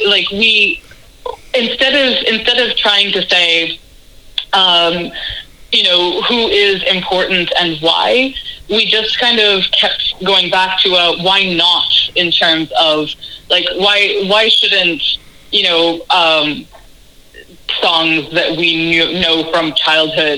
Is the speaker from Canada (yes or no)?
yes; Canada; growing up in Canada